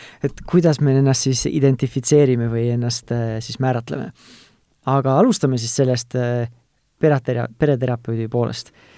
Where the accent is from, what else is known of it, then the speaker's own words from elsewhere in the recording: Tartu, Tartu County, Estonia; ma ise olen ka tartlane